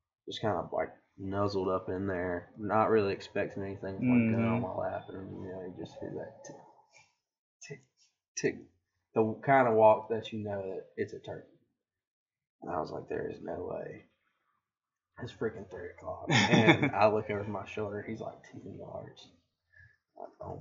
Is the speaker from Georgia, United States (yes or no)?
yes; Georgia, United States; I'm from Georgia